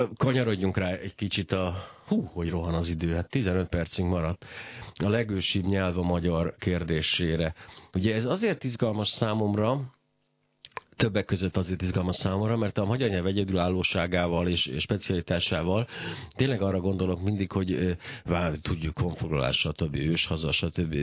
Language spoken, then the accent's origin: Hungarian; Hungary; magyarnak születtem